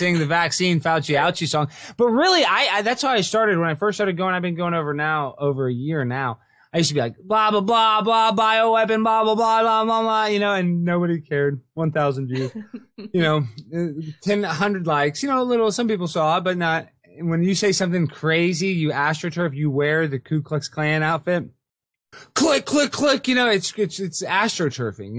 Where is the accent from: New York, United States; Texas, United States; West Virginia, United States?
Texas, United States; Dallas; Born and raised in Dallas.